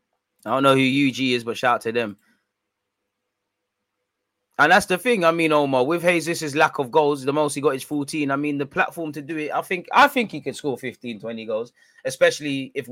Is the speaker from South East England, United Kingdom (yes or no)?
no; London, United Kingdom; I'm just a simple man from North London